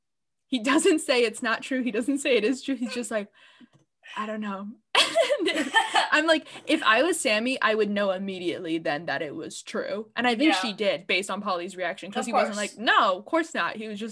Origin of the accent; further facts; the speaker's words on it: Connecticut, United States; we're obviously from Connecticut. We don't have accents, but a lot of our family members are, like, from New Jersey or New York.